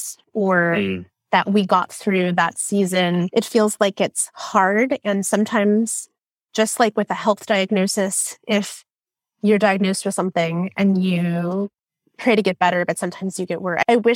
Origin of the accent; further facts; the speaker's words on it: United States; as an American Christian